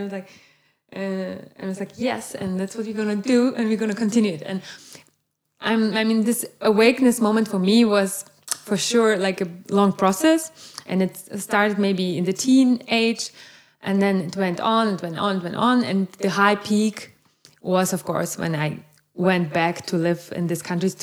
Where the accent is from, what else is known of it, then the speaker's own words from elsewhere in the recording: Brandenburg, Germany; I grew up in Brandenburg